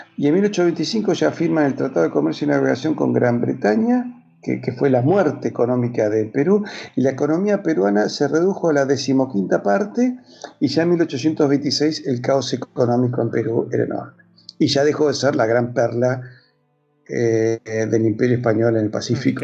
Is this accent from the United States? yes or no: no; Argentina; first language Spanish; yo, soy argentino